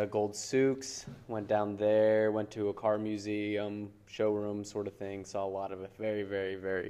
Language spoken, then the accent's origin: English; Illinois, United States; moved away; also born or lived in Provo, Utah; I'm from Illinois. Just graduated from BYU.